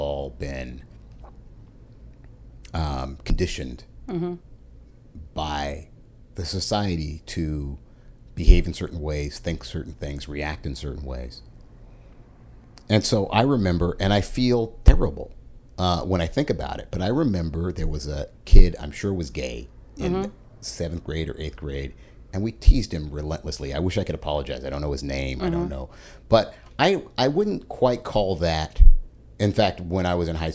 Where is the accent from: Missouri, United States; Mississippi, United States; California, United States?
Missouri, United States; moved away; the town I was born in Missouri